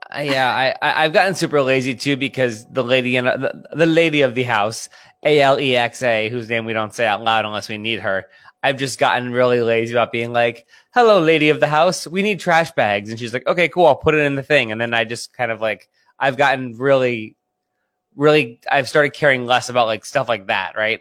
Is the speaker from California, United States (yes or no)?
no; Pennsylvania, United States; I'm from Pennsylvania. I grew up an Eagles fan